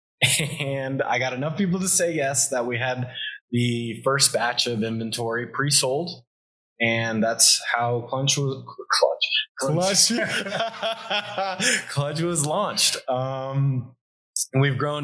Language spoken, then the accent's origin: English; South Florida, United States; I'm from South Florida. I grew up in a really amazing family